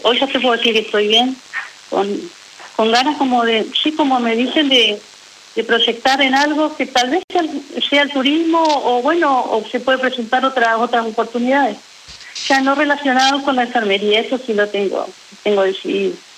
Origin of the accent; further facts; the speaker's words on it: Federación, Entre Ríos, Argentina; moved away as an adult; now in Paraná, Argentina; hace 11 años que vivo acá en Paraná porque soy oriunda de Federación Entre Ríos